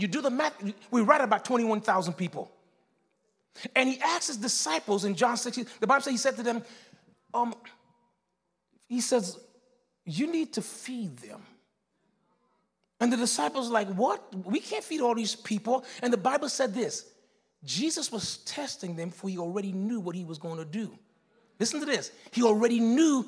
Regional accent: Miami, Florida, United States; I'm that guy from Liberty City

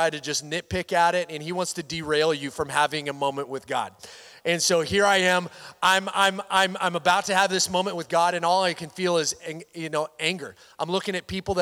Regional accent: Washington, United States; moved away; I grew up in Washington State.

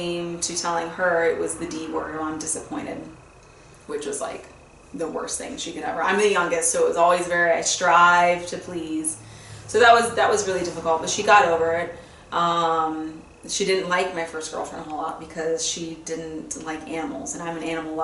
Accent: Fort Lauderdale, Florida, United States; I grew up in South Florida, Fort Lauderdale area

